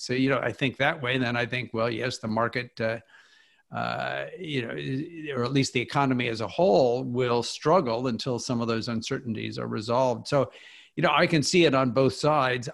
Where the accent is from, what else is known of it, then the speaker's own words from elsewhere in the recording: Kansas, United States; moved away as an adult; also born or lived in Philadelphia / Oxford, England / Washington, D.C.; now in Chapel Hill, United States; I grew up in Kansas